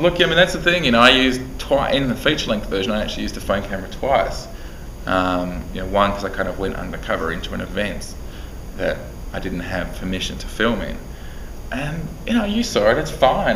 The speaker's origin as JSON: {"language": "English", "country": "Australia", "said": "being an Australian"}